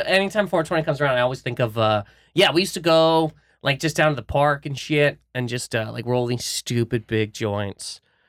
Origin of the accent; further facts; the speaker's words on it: Canada; Obviously, I'm from Canada.